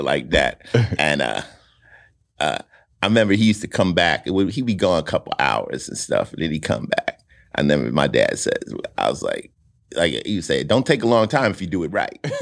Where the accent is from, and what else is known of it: Summit, New Jersey, United States; born or raised there; moved away; also born or lived in Newark, New Jersey